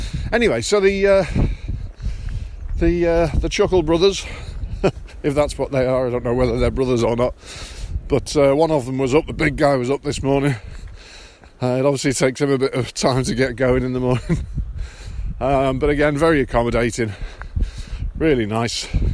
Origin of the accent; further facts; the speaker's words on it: England, United Kingdom; I'm from England